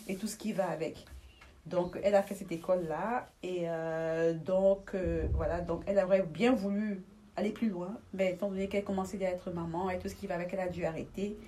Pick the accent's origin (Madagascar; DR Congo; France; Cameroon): Cameroon; Douala, Littoral; moved away as an adult; now in Belgium; je suis née à Douala